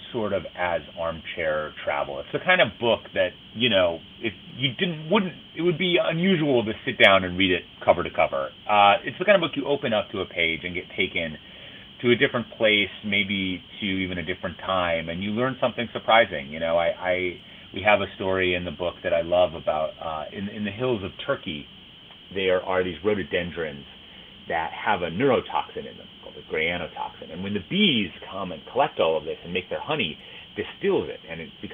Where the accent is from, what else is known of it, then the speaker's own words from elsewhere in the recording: Minneapolis, Minnesota, United States; moved away; I grew up in Minneapolis in Minnesota